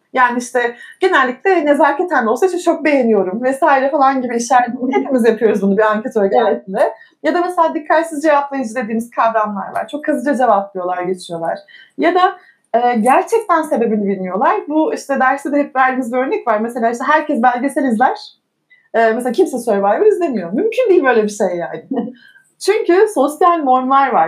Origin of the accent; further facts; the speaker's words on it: Eskişehir, Turkey; 1985 Eskişehir doğumluyum